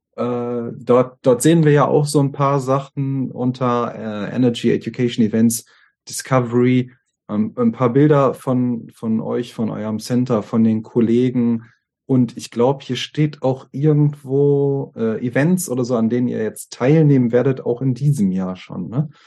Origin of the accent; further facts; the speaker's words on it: Germany; wir Deutschen